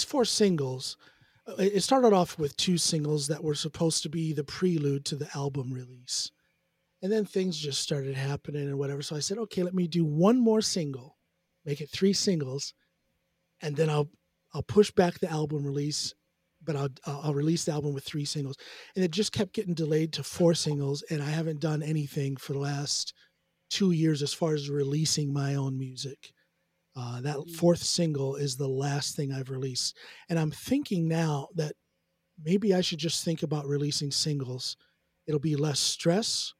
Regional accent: United States; now in Norway; as an American songwriter.

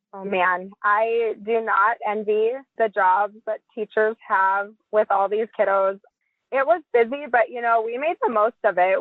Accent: Billings, Montana, United States; I grew up in Billings, Montana. We're both Montana natives

